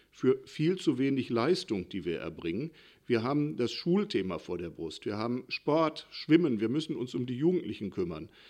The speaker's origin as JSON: {"language": "German", "town": "Hattingen", "region": "North Rhine-Westphalia", "country": "Germany", "tie": "born there", "said": "Ich bin ähm, gebürtiger Hattinger, alter Hattinger kann man gut sagen."}